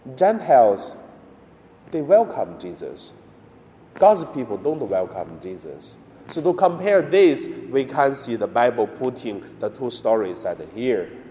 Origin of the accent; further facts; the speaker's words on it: China; moved away; also born or lived in Hong Kong; in my hometown in mainland China.